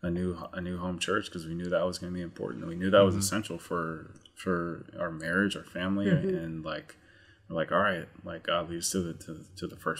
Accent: Bay Area, California, United States; we grew up in the Bay Area, you know, which is close to Oakland and Berkeley.

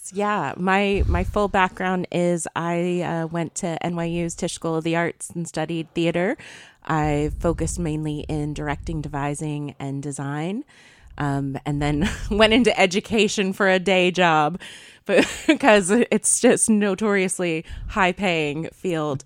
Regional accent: Eastern Wake County, North Carolina, United States; moved away as an adult; also born or lived in New York / Minneapolis; I grew up here. I grew up in Eastern Wake County

